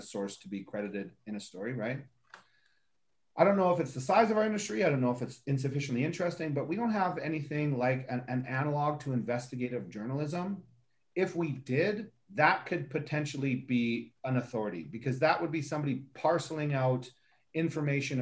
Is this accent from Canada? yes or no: yes; Canada; I'm also Canadian